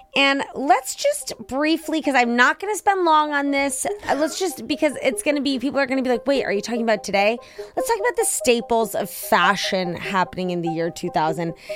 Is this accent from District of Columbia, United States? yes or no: yes; Washington, District of Columbia, United States; being from D C